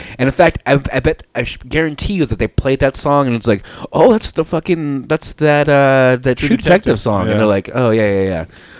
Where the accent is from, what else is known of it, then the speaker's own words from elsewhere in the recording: Albuquerque, New Mexico, United States; It's like, where are you guys from? It's like, we're from Albuquerque.